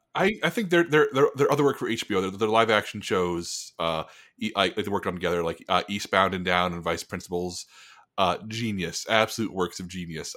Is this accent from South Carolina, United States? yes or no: no; San Antonio, Texas, United States; my hometown of San Antonio